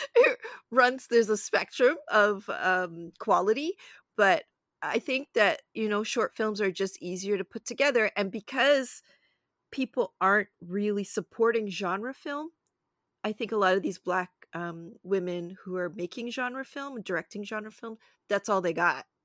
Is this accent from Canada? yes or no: yes; Toronto, Ontario, Canada; also born or lived in Brooklyn, New York, United States; we moved from, uh, the States to a shared house with, uh, my mom's best friend and her family, and then I think they found a house, and then we found the house, which was not far because they liked the West End of Toronto